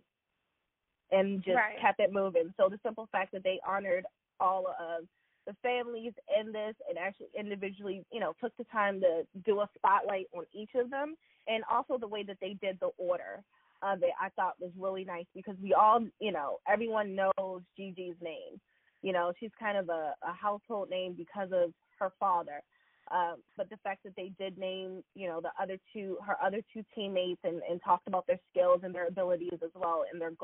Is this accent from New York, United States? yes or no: no; Baltimore, Maryland, United States; in my hometown of Baltimore, Maryland